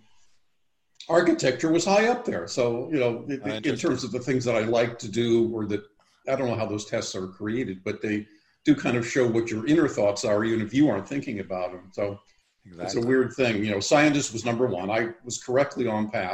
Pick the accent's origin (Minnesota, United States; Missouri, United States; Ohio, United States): Ohio, United States; Columbus; also born or lived in Washington, D.C.; now in Palm Desert, United States; I grew up in Columbus, Ohio, Jack Nicklaus's home base